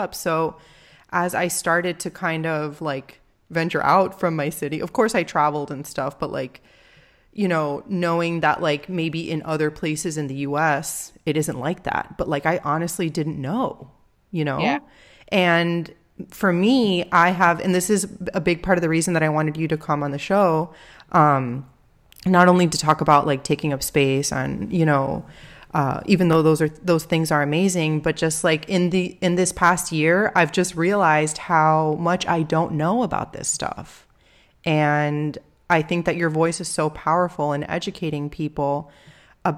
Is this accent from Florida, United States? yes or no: yes; Miami, Florida, United States; I grew up in Miami, I've lived here my whole life for the most part